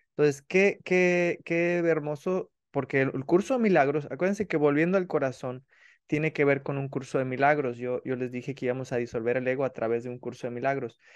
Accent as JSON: {"language": "Spanish", "country": "Mexico", "said": "yo sabe que soy mexicano"}